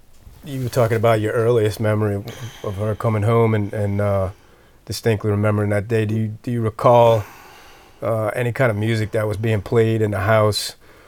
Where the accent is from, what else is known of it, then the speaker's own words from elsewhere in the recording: East Jefferson Hospital, Louisiana, United States; I was born in at East Jefferson Hospital, brought home to Kansas Avenue, not too far from here, and then the years that I can remember, my earliest memories are on Elizabeth Avenue, which is right down Jefferson Highway from here.